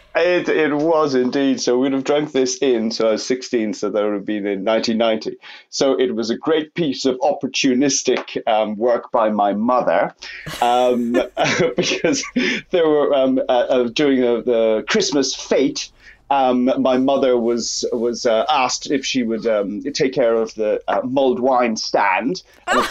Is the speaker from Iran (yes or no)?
no; Limerick, Munster, Ireland; moved away as an adult; also born or lived in United Kingdom; Growing up in Limerick in South West Ireland in the countryside